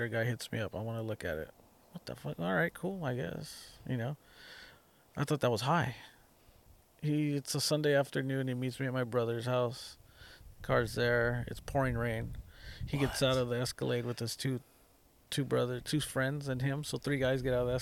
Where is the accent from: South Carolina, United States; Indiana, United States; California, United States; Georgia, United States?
California, United States; Watsonville; I'm from Watsonville.